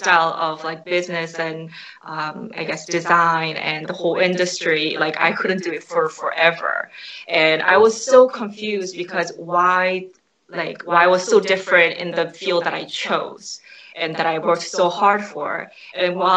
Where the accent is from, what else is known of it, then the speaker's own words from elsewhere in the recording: New Jersey, United States; also born or lived in New York; Since I am from New Jersey, where people are quite ordinary and they're hardworking